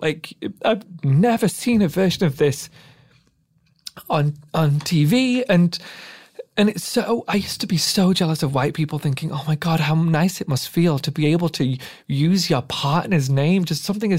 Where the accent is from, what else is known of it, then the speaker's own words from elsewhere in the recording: Pakistan; now in United Kingdom; And so sitting there watching as a Middle Eastern, as a Pakistani man, watching that, I was so envious as a kid